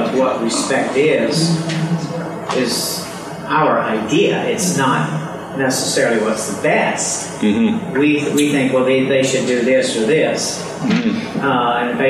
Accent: United States; I'm an American

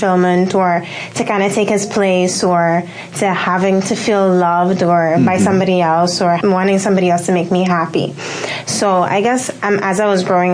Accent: Curaçao; now in Bahamas; I'm not originally from the Bahamas. I'm originally from Curacao

